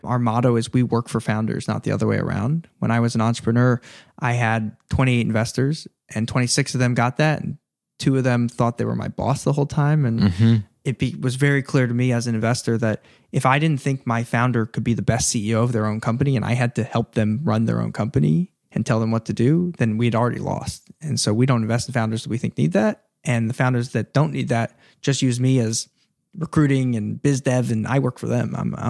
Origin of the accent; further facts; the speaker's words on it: East Coast, United States; I grew up on the East Coast. All our grandparents moved down there when they got old and wanted to retire.